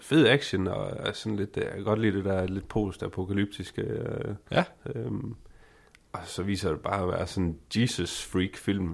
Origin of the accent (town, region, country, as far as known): Denmark